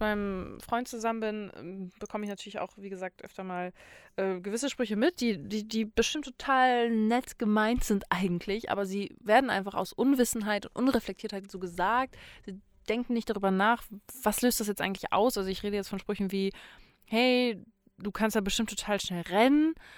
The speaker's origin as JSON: {"language": "German", "town": "Itzehoe", "region": "Schleswig-Holstein", "country": "Germany", "said": "Ich komme, also ich komme aus Itzehoe"}